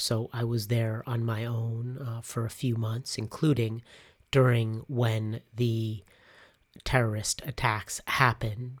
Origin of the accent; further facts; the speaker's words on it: United States; moved away as an adult; also born or lived in Cochabamba, Bolivia; back to the US to mark that moment when I was headed back to my home country